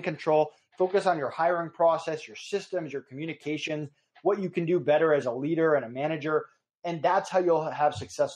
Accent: Massachusetts, United States; also born or lived in Stamford, Connecticut; now in Florida, United States; I'm from Massachusetts originally, but if you go down my parents' street in Massachusetts, you're in Connecticut. So I was right on the border

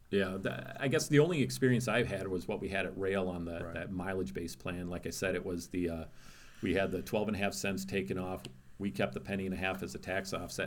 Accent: Wisconsin, United States; I grew up in Wisconsin

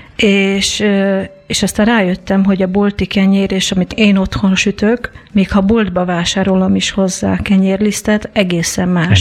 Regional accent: Veszprém, Veszprém County, Hungary; Mi a Veszprémben, a 20 emeletesben laktunk

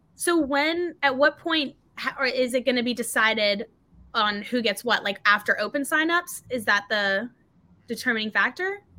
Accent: North Carolina, United States; also born or lived in Cape Town, South Africa; I was born in Cape Town. My family's from Cape Town, um, but I've grown up in North Carolina. I've been here since I was about four and a half

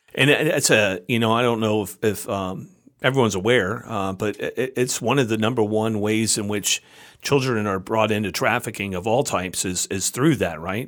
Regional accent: United States; also born or lived in Canandaigua, New York; as an American citizen where I live

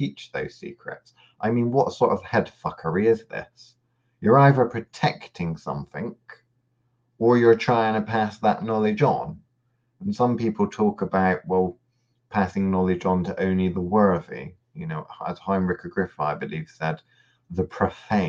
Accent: United Kingdom; growing up in the British education system

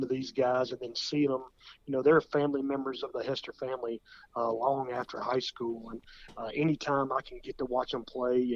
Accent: Williamson County, Tennessee, United States; growing up in Williamson County

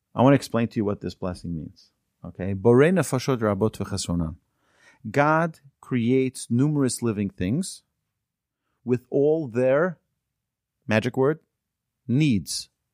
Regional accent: United States; also born or lived in Houston, Texas; our community where we grew up in Muncie

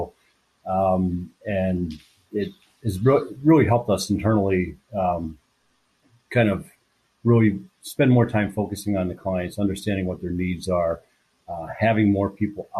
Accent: Pittsburgh, Pennsylvania, United States; moved away as an adult; also born or lived in Kalamazoo, Michigan; born and raised in Pittsburgh, Pennsylvania

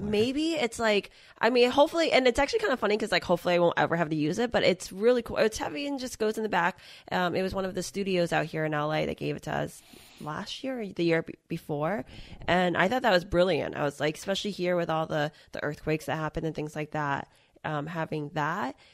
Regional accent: Massachusetts, United States; I'm from Massachusetts

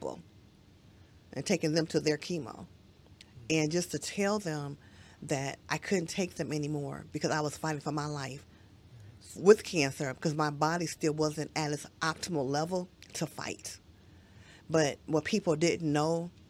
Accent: Detroit, Michigan, United States; I'm from Detroit

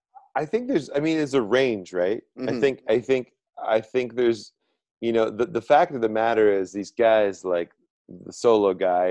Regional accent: British Columbia, Canada; I, like being from British Columbia and having walked through forests, and I remember being like 4 years old and we were at some, you know, we were at some campsite outside of Vernon.

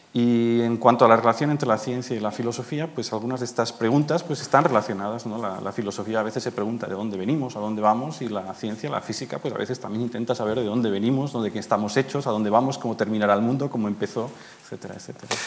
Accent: Madrid, Community of Madrid, Spain; moved away as an adult; also born or lived in Manresa, Catalonia, Spain / Garching, Germany; now in Germany; soy, manresano, catalán de nacimiento, pero a los nueve años me vine a vivir a Madrid porque mis padres, los destinaron aquí y desde entonces pues, eh, soy un madrileño adoptado

